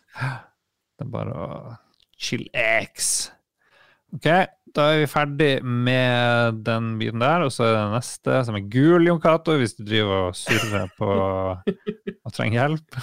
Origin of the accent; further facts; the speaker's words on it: Harstad, Troms, Norway; moved away; jeg var hjemme i Harstad og jobba